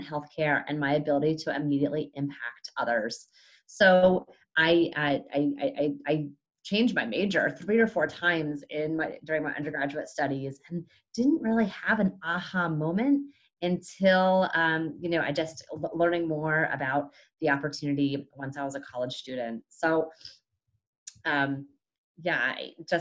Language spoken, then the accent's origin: English; Pennsylvania, United States; moved away as an adult; also born or lived in Boston; growing up in Pennsylvania, it is a huge field hockey world